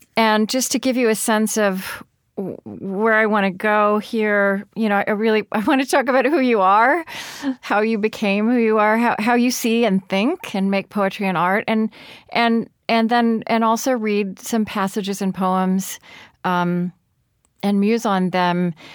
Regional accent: Shawnee, Oklahoma, United States; moved away; I grew up in Shawnee

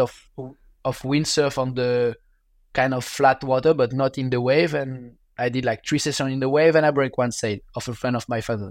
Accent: Biarritz, Nouvelle-Aquitaine, France; English is a second language; with my parents, we moved when I was three years old in Biarritz, in in southwest of France, close to the water.

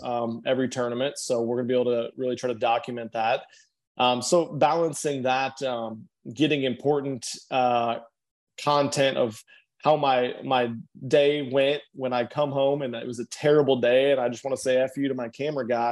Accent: Nebraska, United States; we're both from Nebraska

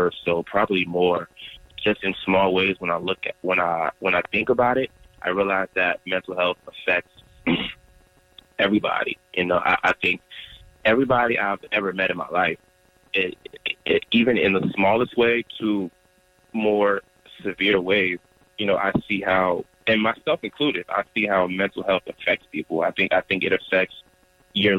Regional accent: Durham, North Carolina, United States; also born or lived in Nigeria (ancestry); now in Charlotte, United States; Born and raised in Durham, North Carolina, a child of Nigerians

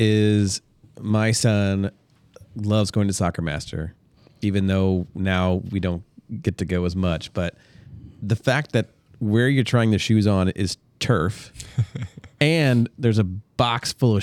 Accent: Washington, Missouri, United States; I grew up in Washington.

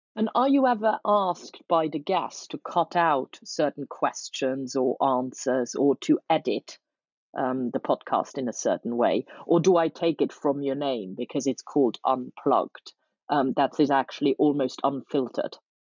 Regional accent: Luxembourg; now in London, United Kingdom; I'm from Luxembourg myself

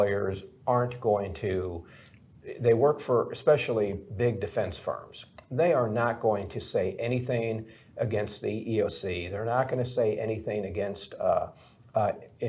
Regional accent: Milwaukee, Wisconsin, United States; I grew up in Milwaukee, Wisconsin.

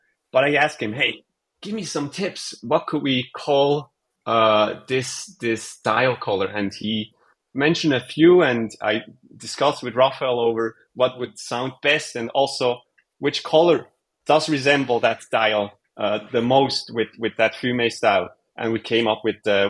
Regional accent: Switzerland; now in Bay Area, United States; we are from Switzerland.

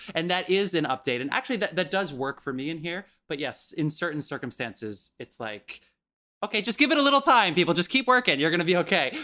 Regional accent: New Jersey, United States; I'm from New Jersey.

